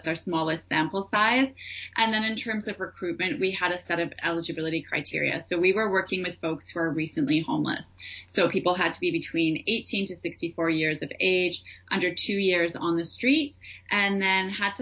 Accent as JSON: {"language": "English", "town": "Ottawa", "region": "Ontario", "country": "Canada", "also_born_or_lived": "India", "moved": "yes", "lives_now": "Vancouver, Canada", "said": "I'm from Ottawa"}